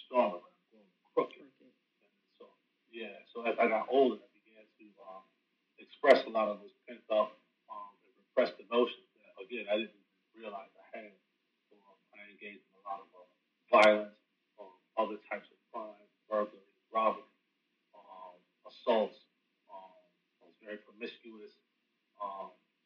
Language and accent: English; Rochester, New York, United States; moved away as an adult; now in North Carolina, United States; I'm originally from Rochester, New York